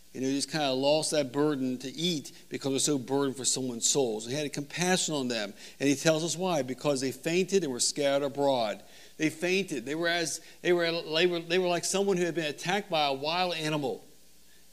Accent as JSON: {"language": "English", "region": "Northern Virginia", "country": "United States", "said": "I'm from the Northern Virginia area"}